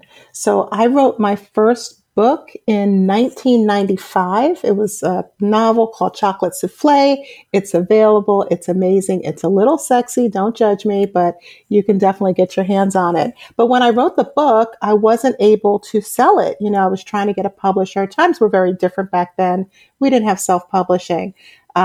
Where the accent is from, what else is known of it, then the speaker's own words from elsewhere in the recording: New York City, New York, United States; moved away as an adult; now in Atlanta, United States; I'm originally from Brooklyn, New York. I was raised in a Caribbean American family, and I came to Atlanta in 2007